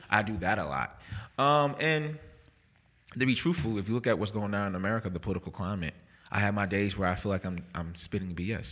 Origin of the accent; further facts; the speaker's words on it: Jersey City, New Jersey, United States; moved away as an adult; also born or lived in North Carolina / Mississippi; now in Jackson, United States; I am from Jersey City, New Jersey.